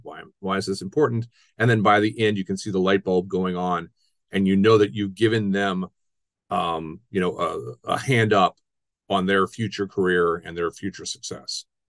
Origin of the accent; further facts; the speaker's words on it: Ohio, United States; also born or lived in South Florida / Miami / Milwaukee; now in Wisconsin, United States; I'm originally from Ohio